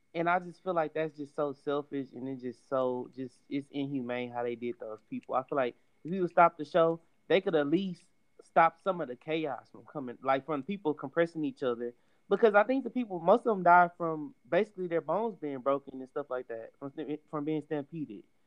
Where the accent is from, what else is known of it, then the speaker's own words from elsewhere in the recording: Houston, Texas, United States; since we are all Houston natives